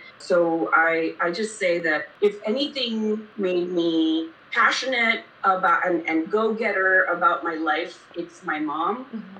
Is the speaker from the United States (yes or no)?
no; Kuwait; born there; Somehow, I was born in Kuwait, didn't know anything about oil and gas other than it was that which was the country around me.